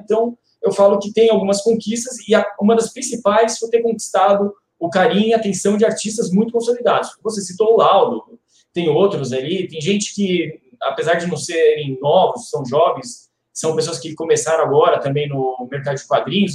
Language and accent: Portuguese; São Paulo, Brazil; moved away; also born or lived in Curitiba; eu também sou de São Paulo